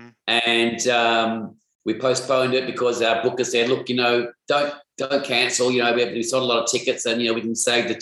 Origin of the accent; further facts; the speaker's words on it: Australia; We're from Australia